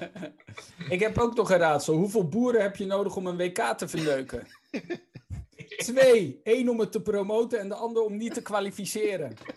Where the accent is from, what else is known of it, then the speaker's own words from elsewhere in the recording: Randstad, Netherlands; ik kom natuurlijk uit de Randstad